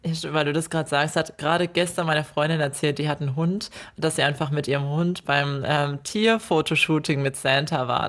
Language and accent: German; Ore Mountains, Saxony, Germany; now in Australia; also ich komme aus dem Erzgebirge und mein Erzgebirgsherz